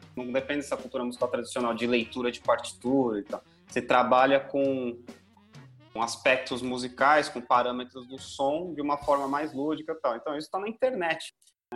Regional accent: Brazil; Nós somos brasileiros

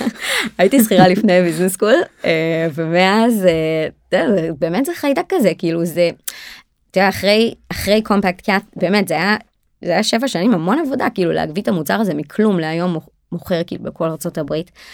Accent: Israel; אנחנו ישראלים אנחנו מאוד תכלס דוגרי

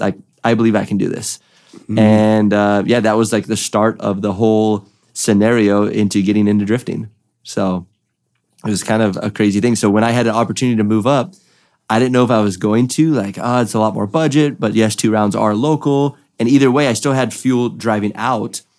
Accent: California, United States; I'm from California

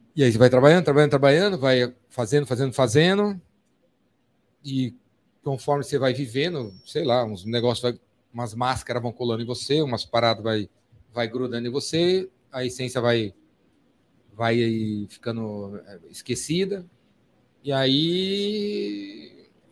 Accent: São Paulo, Brazil; Eu sou de São Paulo, paulistano

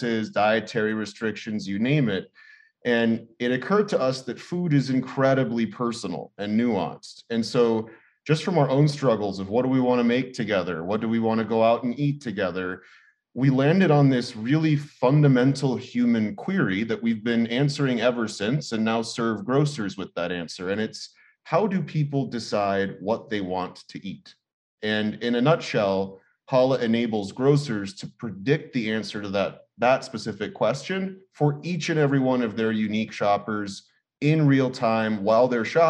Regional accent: Los Angeles, California, United States; all of us born and raised in Los Angeles

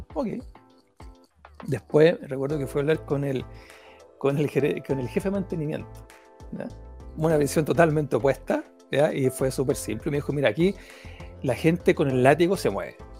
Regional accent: Talca, Maule, Chile; moved away; yo soy de Talca

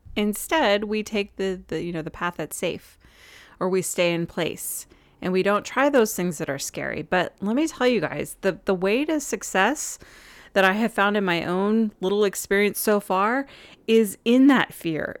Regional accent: Southern California, United States; moved away; I grew up in Southern California

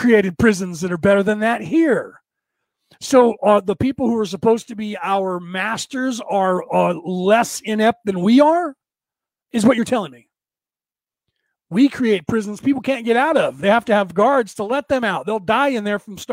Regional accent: United States; I grew up here in America my entire life

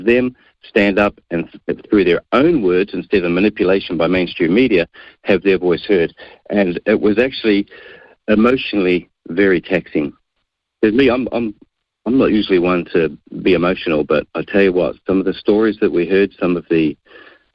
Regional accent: Auckland, New Zealand; Born, bred, and raised in South Auckland, in Mangere.

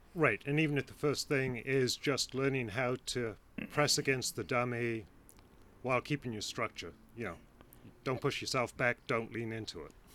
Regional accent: England, United Kingdom; now in Cleveland, United States; I'm English originally, but uh, moved here with my family uh, almost 30 years ago

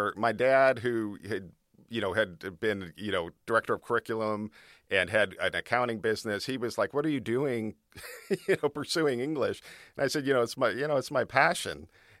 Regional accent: Hollywood, California, United States; born there; So I was born in Hollywood, California.

